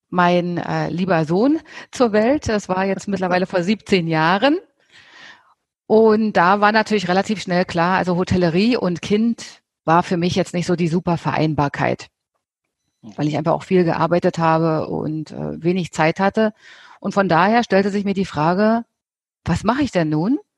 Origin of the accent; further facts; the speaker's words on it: Germany; Ja, ich bin in Deutschland aufgewachsen